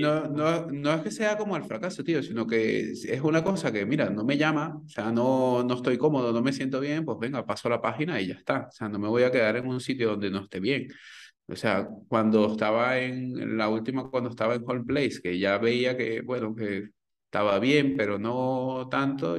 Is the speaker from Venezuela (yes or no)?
yes; Venezuela; moved away as an adult; now in Spain; cuando emigré de Venezuela